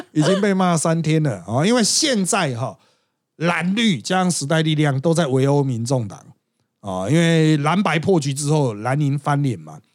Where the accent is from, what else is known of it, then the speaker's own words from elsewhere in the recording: Miaoli County, Taiwan; also born or lived in Tongxiao; 因为我苗栗人